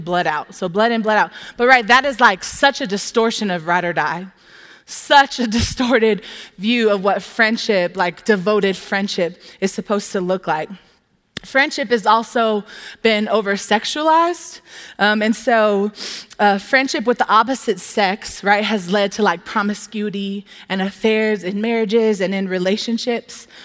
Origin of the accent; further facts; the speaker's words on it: Southern California, United States; now in Tempe, United States; I'm from Southern California